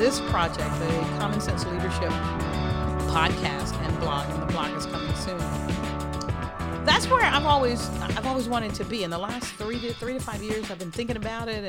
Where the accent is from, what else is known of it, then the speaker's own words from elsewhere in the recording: the South, United States; just a regular sister from the South. I tell folks I am a proud country girl. I love being a Southern girl. I'm a Southerner.